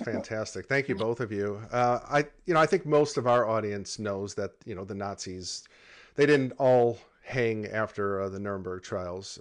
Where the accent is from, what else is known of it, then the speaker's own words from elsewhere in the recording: United States; as an American, you know, you grow up in a country